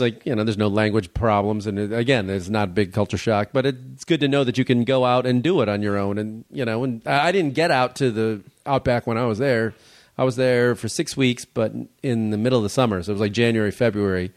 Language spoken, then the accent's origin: English; Chicago Heights, Illinois, United States; moved away; also born or lived in Oak Park; I grew up south of the city around, uh, like, uh, Chicago Heights, Park Forest